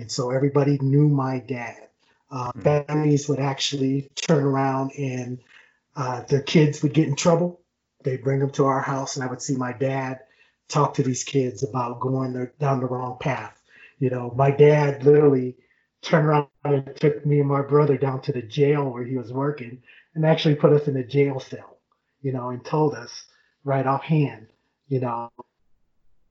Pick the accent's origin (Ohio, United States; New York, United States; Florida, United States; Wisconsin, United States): Ohio, United States; Akron; now in Colorado Springs, United States; I live in Colorado Springs now, but I was born and raised in Akron, Ohio